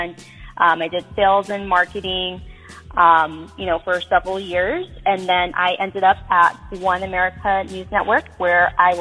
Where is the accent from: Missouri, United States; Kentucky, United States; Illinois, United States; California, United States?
California, United States; San Diego; I was born and raised in San Diego, California.